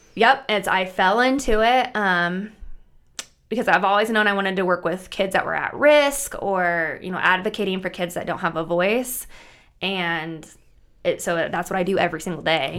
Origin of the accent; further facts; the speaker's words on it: Bertrand, Nebraska, United States; I was born and raised in Bertrand, Nebraska, which is a really tiny town, about 700 people, 800 people